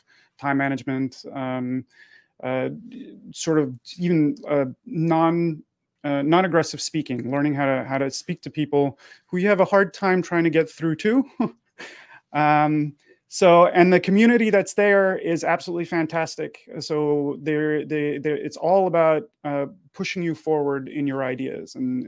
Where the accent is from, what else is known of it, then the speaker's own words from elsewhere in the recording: Montreal, Quebec, Canada; born there; also born or lived in United States; So I was born in Montreal. I lived in the United States from 89 to 2010.